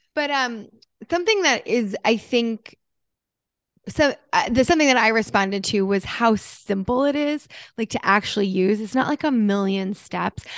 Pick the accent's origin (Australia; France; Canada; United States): United States; New Jersey; moved away; I'm from Jersey. We grew up